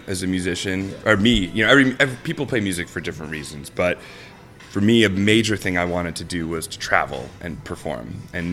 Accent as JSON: {"language": "English", "town": "Savannah", "region": "Georgia", "country": "United States", "moved": "yes", "lives_now": "Chicago, United States", "said": "I'm from Savannah, Georgia"}